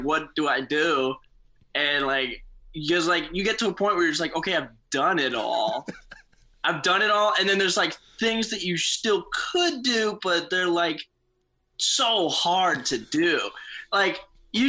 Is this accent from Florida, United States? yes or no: no; Santa Cruz, California, United States; moved away as an adult; also born or lived in San Antonio, Texas / Houston, Texas; now in Chicago, United States; I was born in San Antonio, Texas. And then I moved to Houston when I was like 2. And then when I was 6, I moved to Santa Cruz, California. And that's where I lived until I came to Chicago